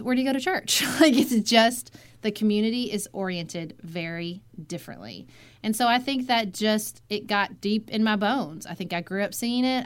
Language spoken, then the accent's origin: English; Paducah, Kentucky, United States; moved away as an adult; also born or lived in Washington, D.C.; my hometown of Paducah, Kentucky, which is I grew up